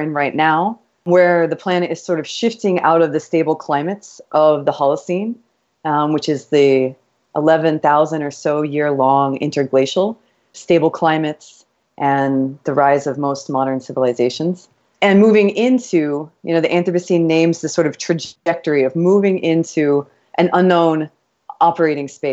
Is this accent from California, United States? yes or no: no; Kansas, United States; moved away as an adult; also born or lived in Texas / New York; now in Miami, United States; I was born in Texas, but I was raised in Kansas